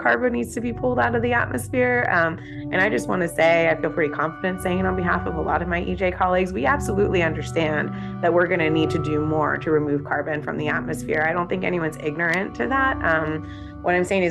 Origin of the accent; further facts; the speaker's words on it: Oildale, California, United States; now in Sacramento, United States; I grew up in Oildale